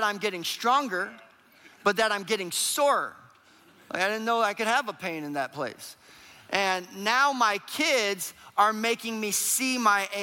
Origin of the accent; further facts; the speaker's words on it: Minneapolis, Minnesota, United States; we are from Minneapolis, Minnesota